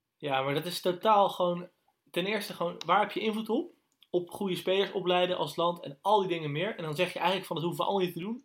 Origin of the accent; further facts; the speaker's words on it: Netherlands; wij zijn Nederlanders